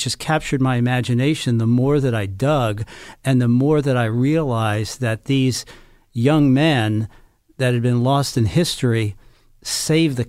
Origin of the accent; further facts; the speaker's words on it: Baltimore, Maryland, United States; I'm from Baltimore, Maryland